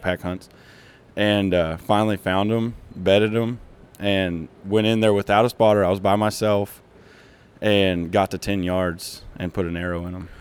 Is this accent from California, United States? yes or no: no; Kansas, United States; grew up in Kansas, from Kansas